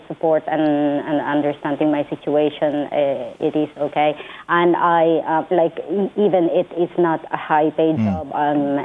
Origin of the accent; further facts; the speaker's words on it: Philippines; moved away as an adult; now in Ireland; I am originally from the Philippines.